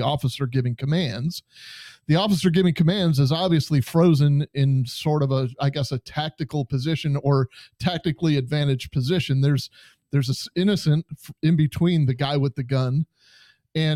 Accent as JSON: {"language": "English", "region": "Western New York", "country": "United States", "tie": "born or raised there", "said": "I'm from Western New York, so this is probably about 4 hours away, maybe 5 hours away from where I was born and raised"}